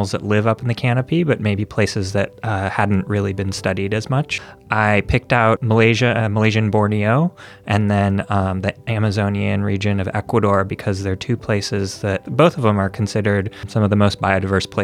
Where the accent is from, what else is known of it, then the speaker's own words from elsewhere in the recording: Minnesota, United States; now in California, United States; I am originally from Minnesota, but I live in California